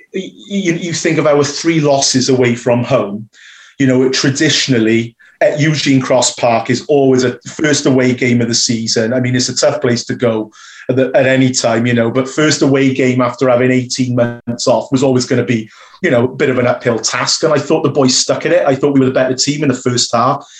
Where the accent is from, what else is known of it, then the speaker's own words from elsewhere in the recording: Newport, Wales, United Kingdom; growing up in Newport going to schools in Newport